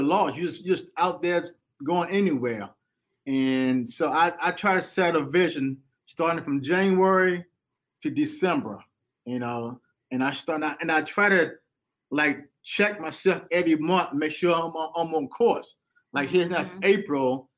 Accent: Rocky Mount, North Carolina, United States; moved away as an adult; also born or lived in Washington, D.C.; I was born in Washington, but I was raised in North Carolina

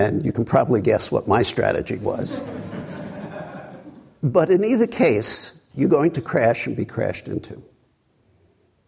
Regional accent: New York City, New York, United States; a kid growing up in Brooklyn

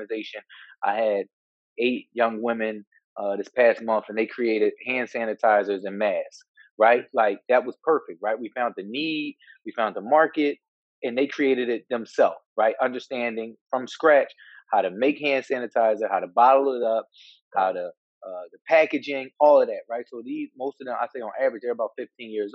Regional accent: Philadelphia, Pennsylvania, United States; growing up in Philadelphia

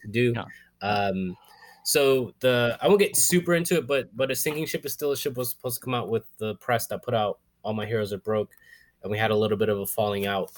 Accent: Florida, United States; moved away as an adult; now in New York, United States; I grew up in Florida, I always say yes

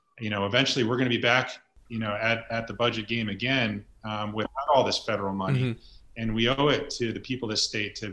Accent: Branford, Connecticut, United States; I was born and raised in Brantford

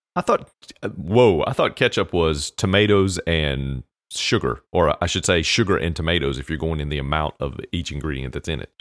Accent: United States; We as Americans

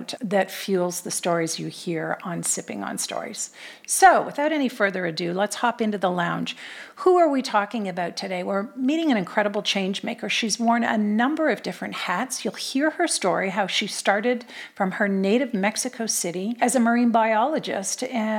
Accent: north of Toronto, Ontario, Canada; moved away as an adult; also born or lived in Manitoulin Island area, Ontario; now in United States; I was born there and the family moved down when I was 2

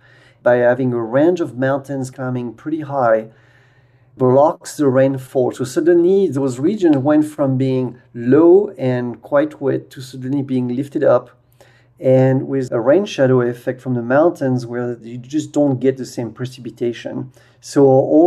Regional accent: France; moved away; also born or lived in Denver; when I grew up way back in France

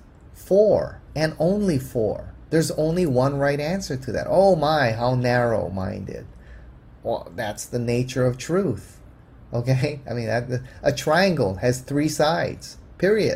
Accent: Hawaii, United States; I grew up in the Buddhist culture, and here in Hawaii, it's pretty eclectic.

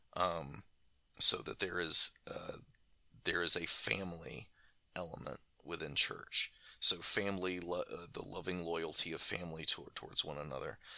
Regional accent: United States; as an American

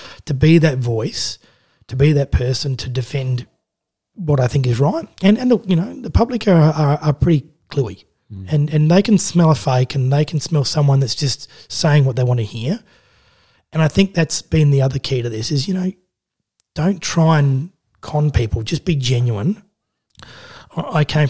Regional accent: Adelaide, South Australia, Australia; now in Central Coast, Australia; I grew up in Adelaide

